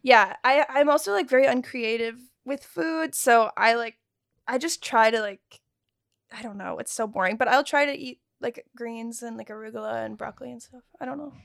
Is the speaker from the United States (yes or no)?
yes; Texas, United States; moved away; I'm from Texas